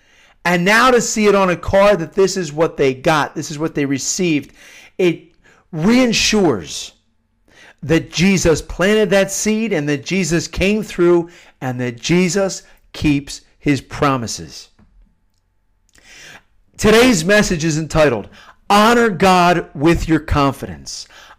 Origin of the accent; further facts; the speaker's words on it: Pennsylvania, United States; I wrote a novel about high school seniors growing up in the Philadelphia suburbs where I grew up and their experiences.